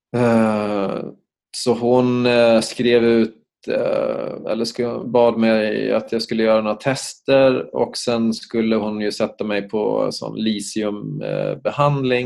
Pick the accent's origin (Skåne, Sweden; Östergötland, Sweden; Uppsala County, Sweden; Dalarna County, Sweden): Uppsala County, Sweden; Uppsala; moved away as an adult; also born or lived in Stockholm; jag kom ju från Uppsala så att jag bestämde mig till slut för att inte återvända till Uppsala